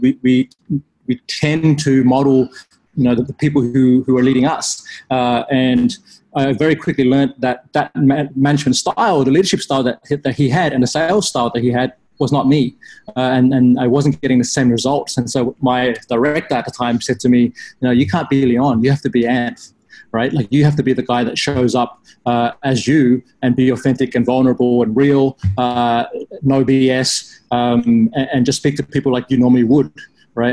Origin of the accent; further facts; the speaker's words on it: Australia; I grew up in Australia